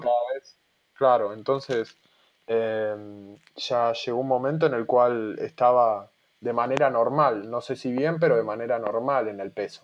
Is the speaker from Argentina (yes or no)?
yes; Buenos Aires, Argentina; moved away as an adult; also born or lived in Mar del Plata; yo siempre viví en Buenos Aires, me fui a vivir a, Mar de Plata, en la provincia de Buenos Aires